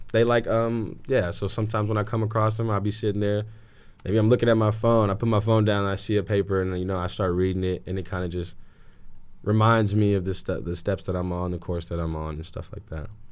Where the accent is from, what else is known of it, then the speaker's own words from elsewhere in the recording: Anchorage, Alaska, United States; moved away as an adult; also born or lived in California; Growing up in Anchorage, Alaska, real cold.